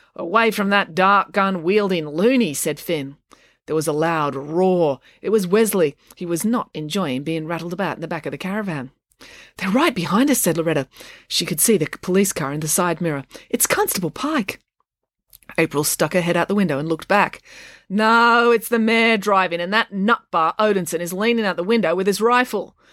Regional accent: Sydney, New South Wales, Australia; where I grew up in Sydney in the 80s and 90s in northwestern Sydney.

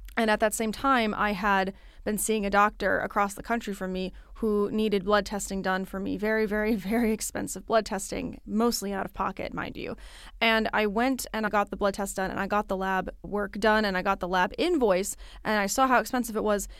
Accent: Midwest, United States; now in East Coast, United States; I live on the East Coast. I was born in the Midwest

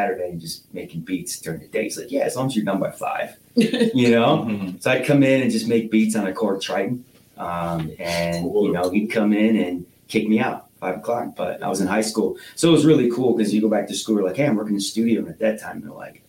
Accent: Northwest Ohio, United States; also born or lived in Cedar Rapids, Iowa; my parents divorced, moved here in 93

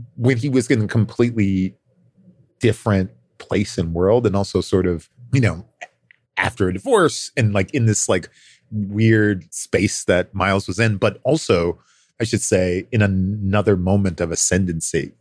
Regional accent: Chicago, Illinois, United States; I am from Chicago

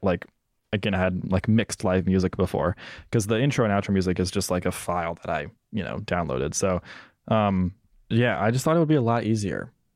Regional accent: Senatobia, Mississippi, United States; moved away; my hometown of Senatobia in Mississippi

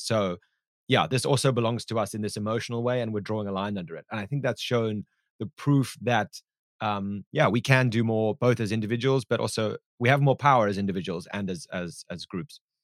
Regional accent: South Africa; my home country of South Africa

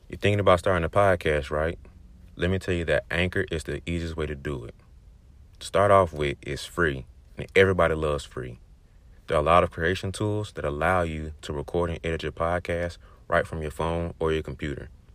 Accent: Birmingham, Alabama, United States; I'm from Birmingham, Alabama

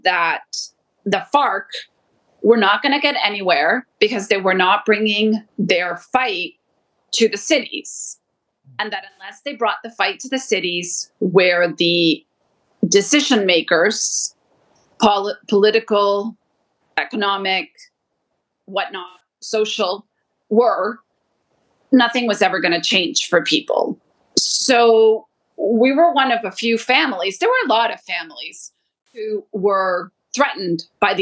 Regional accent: Toronto, Ontario, Canada; also born or lived in Colombia; I grew up in Canada

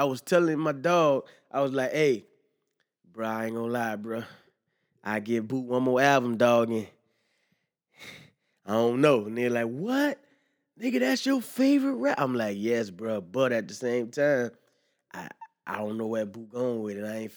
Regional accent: the South, United States; I'm from the South

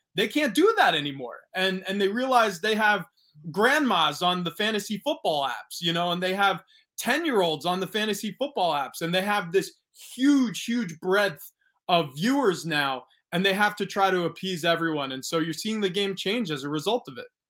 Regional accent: Long Island, New York, United States; moved away as an adult; also born or lived in Pennsylvania / New England / Arizona / San Diego; I grew up in New York.

